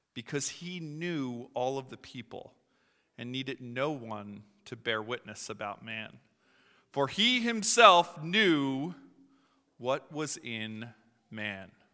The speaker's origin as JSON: {"language": "English", "town": "Philadelphia", "region": "Pennsylvania", "country": "United States", "moved": "yes", "said": "I'm from Philadelphia, uh, originally."}